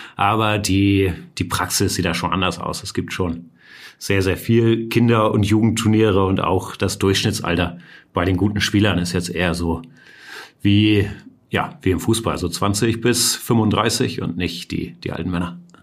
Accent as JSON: {"language": "German", "region": "Hamburg", "country": "Germany", "said": "ich bin Hamburger, beide Eltern Deutsche"}